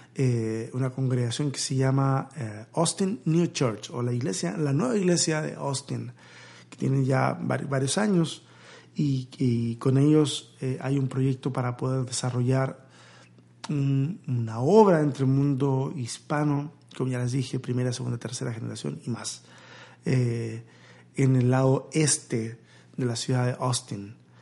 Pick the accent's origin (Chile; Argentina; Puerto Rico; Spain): Chile; moved away as an adult; now in Mexico